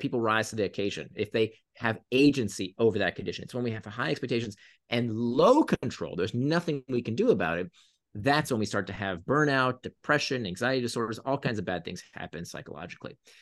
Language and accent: English; Florida, United States; when I was a teenager, I grew up in Florida